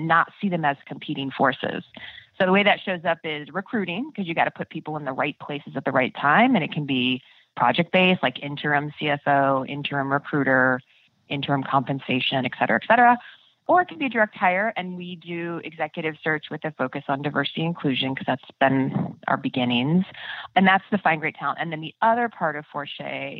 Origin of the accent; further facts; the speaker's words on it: Midwest, United States; I'm from the Midwest